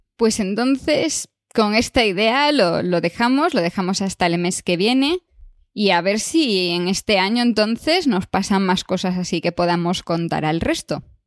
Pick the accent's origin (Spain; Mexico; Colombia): Spain; Galicia; moved away; yo soy gallega